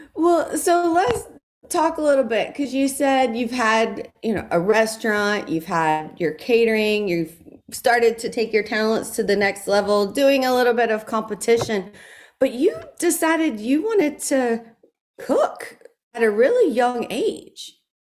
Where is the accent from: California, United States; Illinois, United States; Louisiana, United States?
Louisiana, United States; South; growing up in South Louisiana